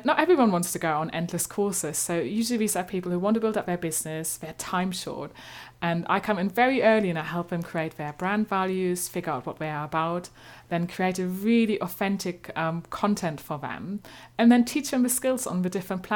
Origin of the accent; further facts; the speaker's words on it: eastern Germany, Germany; accent: slightly German; English is a second language; moved away as an adult; now in London, United Kingdom; I'm originally from Germany, as you might gather by my slightly German accent. But I've lived here a long time